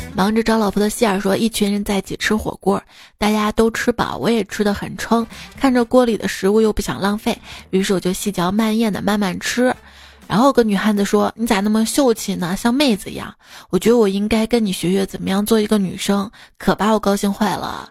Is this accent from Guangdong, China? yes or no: no; Xi'an, Shaanxi, China; 我们西安人啊，通常爱吃的凉皮儿